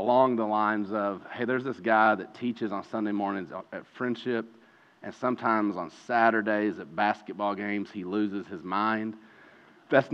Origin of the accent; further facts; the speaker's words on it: Eastern Kentucky, United States; growing up in Eastern Kentucky